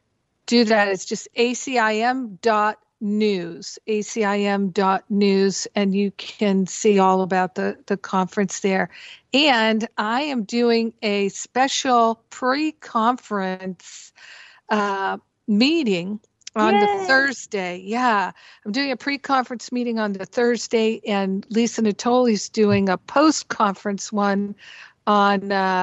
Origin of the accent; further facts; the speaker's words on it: Rhode Island, United States; moved away; also born or lived in Boston; I grew up in Rhode Island and went to college in Boston.